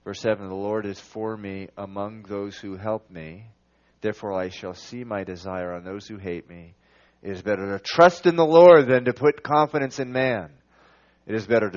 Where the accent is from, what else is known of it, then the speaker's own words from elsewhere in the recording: Venezuela; now in Massachusetts, United States; I was born here in Massachusetts. I moved away when I was 9. I moved to Venezuela